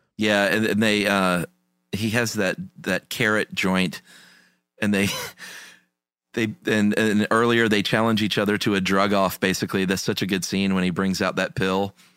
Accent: United States; as an American

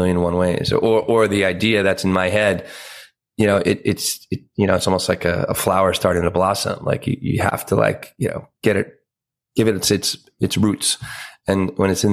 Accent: Pennsylvania, United States; moved away; a lot of the family is still where I grew up in Pennsylvania.

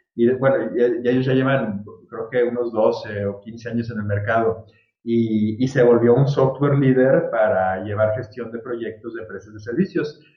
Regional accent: Guadalajara, Jalisco, Mexico; moved away as an adult; also born or lived in Virginia, United States; yo soy aquí de Guadalajara, este, toda la vida de Guadalajara, aunque hice la carrera en Estados Unidos y trabajé por allá un par de años

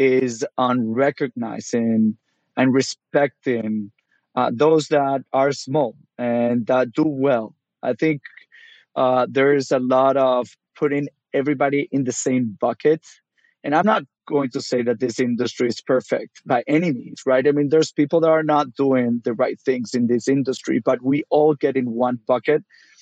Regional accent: Venezuela; moved away as an adult; also born or lived in South Florida; now in United States; I'm originally from Venezuela, started out there as a pet food delivery guy

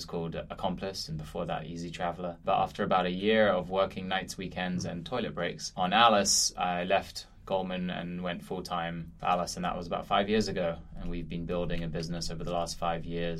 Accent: London, United Kingdom; moved away as an adult; also born or lived in Philadelphia; now in New York, United States; I grew up in this amazing city that is London

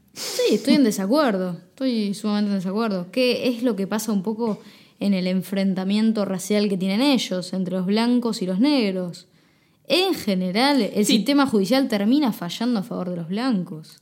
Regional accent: Argentina; como argentino polista, modelo.

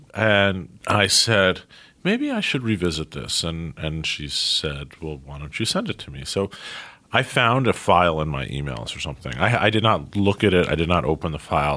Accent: New York City, New York, United States; also born or lived in Princeton, New Jersey; I grew up in Manhattan. I have managed over the course of forty-two years to make it all the way to Brooklyn, where I am now

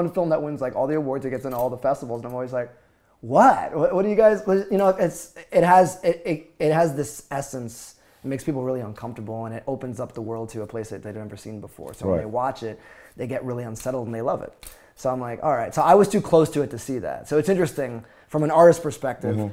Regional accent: Florida, United States; also born or lived in Bronx, New York / Orlando / Miami; I grew up in the Bronx. I moved away when I was young. Going back to that, I grew up in Florida mostly.

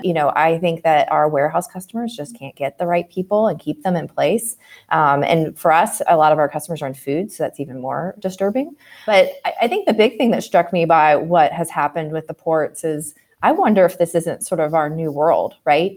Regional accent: Martinsburg, West Virginia, United States; I grew up in West Virginia

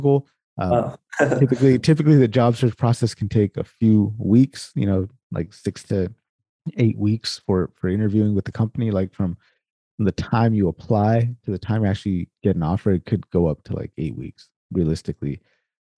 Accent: Sacramento, California, United States; I'm actually from Sacramento, so right down the street ish, kind of right down 80. That's where I'm from.

